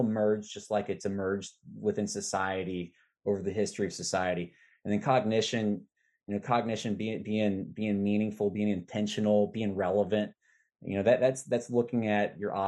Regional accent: Arkansas, United States; I'm from Arkansas

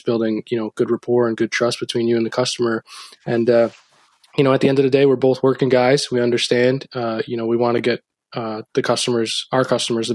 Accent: Rockland, New York, United States; we had a local store down by where I grew up in Rockland

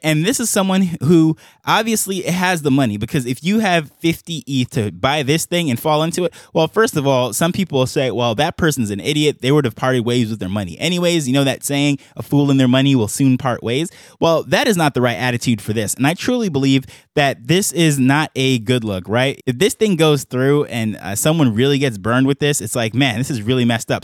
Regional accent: New York, United States; accent: American; moved away as an adult; now in Jamaica; I have my American accent, I grew up in New York and what have you, I'm currently on the island of Jamaica

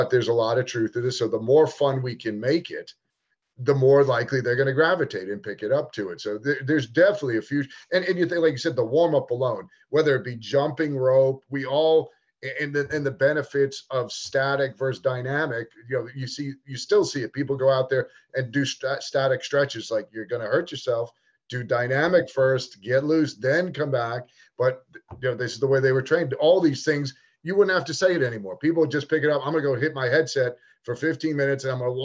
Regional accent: New York, United States; growing up in New York, we had certain court hours

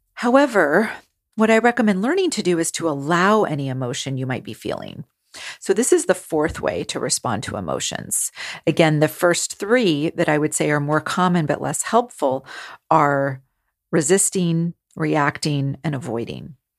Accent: California, United States; I grew up in California

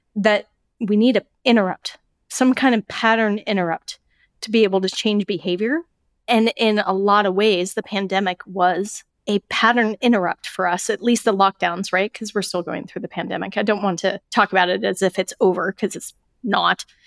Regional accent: Colorado, United States; moved away as an adult; I moved away from Colorado

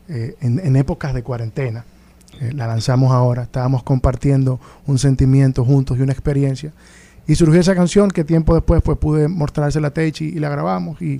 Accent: Dominican Republic

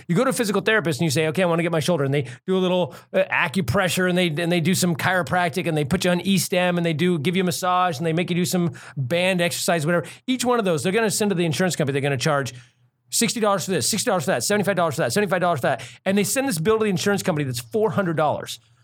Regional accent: United States; as an American

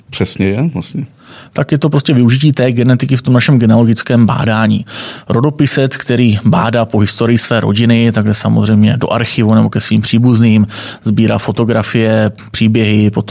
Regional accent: Moravia, Czechia; Takže já jsem z Moravy, eh, hodně inklinu, že tam má ocovská linie, pochází z Jižní Moravy

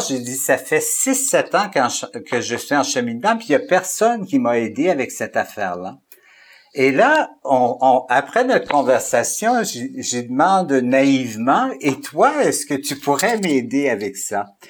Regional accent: Alberta, Canada; moved away as an adult; also born or lived in Saint-Boniface, Manitoba / Montreal, Quebec; now in Quebec, Canada; je suis originaire de l'Alberta aussi. Alors, je suis un francophone qui vient de l'Alberta, mais ça fait 30 ans que je suis au Québec

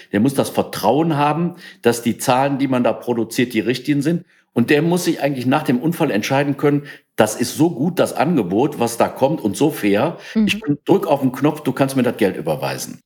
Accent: Langenfeld, North Rhine-Westphalia, Germany; ich bin in Langenfeld geboren

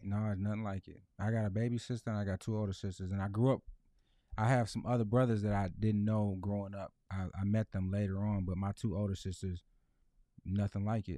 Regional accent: Lansing, Michigan, United States; born and raised in Lansing

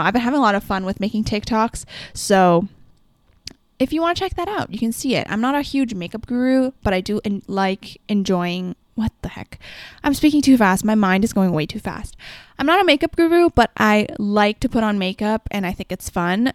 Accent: Canada; as a Canadian

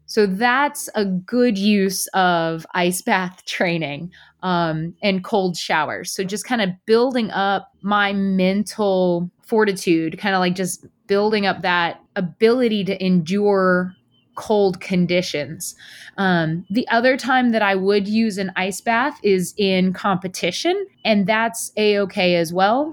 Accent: Fayetteville, North Carolina, United States; moved away as an adult; also born or lived in Wilmington, North Carolina; I actually tell everybody I'm from Wilmington, but I'm from about two hours inland in a place called Fayetteville, North Carolina, which is more similar to where I'll be living now. Um, I grew up kind of playing in lakes and rivers

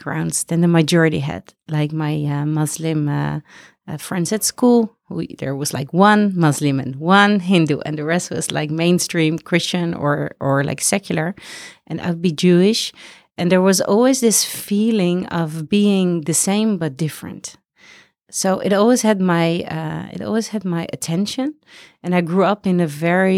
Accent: Amsterdam, North Holland, Netherlands; I'm from Amsterdam, the Netherlands.

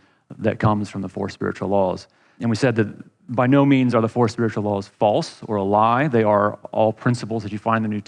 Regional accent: United States; we, particularly as American Christians

